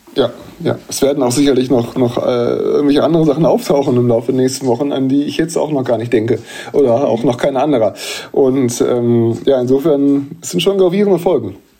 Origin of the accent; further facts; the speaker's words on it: Bielefeld, North Rhine-Westphalia, Germany; moved away; in meiner Heimatstadt